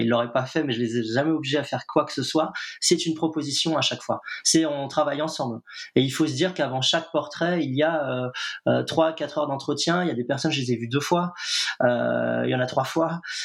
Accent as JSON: {"language": "French", "town": "Nantes", "region": "Pays de la Loire", "country": "France", "said": "je suis nantais"}